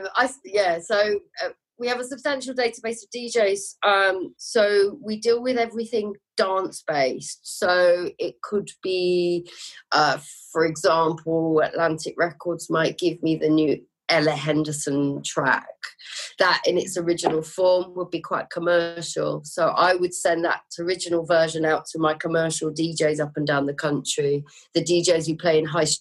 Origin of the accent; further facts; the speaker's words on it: Lincolnshire, East Midlands, United Kingdom; moved away as an adult; now in London, United Kingdom; I'm from London originally, but moved up to Lincolnshire with my family when I was 8